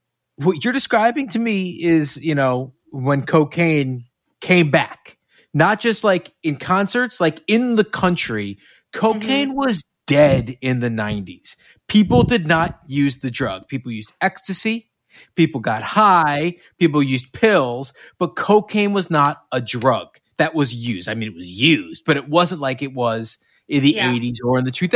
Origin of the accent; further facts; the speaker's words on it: New York, United States; I'm from New York. I went to camp